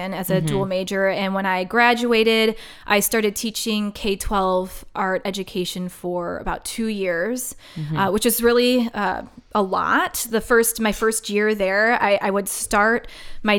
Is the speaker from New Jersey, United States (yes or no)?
no; Wisconsin, United States; I'm from Wisconsin